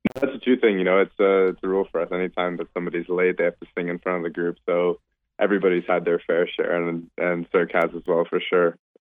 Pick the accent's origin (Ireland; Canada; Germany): Canada; growing up in Canada